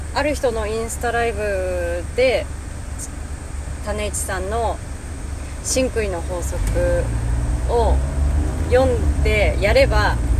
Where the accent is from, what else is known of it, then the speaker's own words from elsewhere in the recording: Hakodate, Hokkaido, Japan; moved away as an adult; now in Tokyo, Japan; 地元の函館で車も買い普通に働いてたんですね